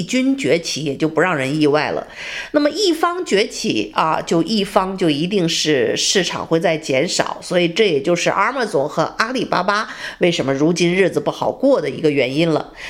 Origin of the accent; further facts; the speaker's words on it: China; also born or lived in United States; now in Texas, United States; 我们中国人